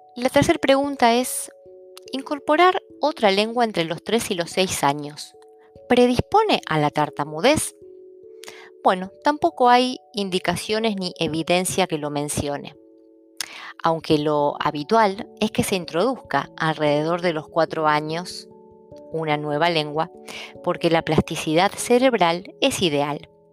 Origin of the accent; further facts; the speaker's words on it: Argentina; first language Italian; nací en Argentina y en un hogar donde mi madre era italiana, mi padre polaco, mi hermana argentina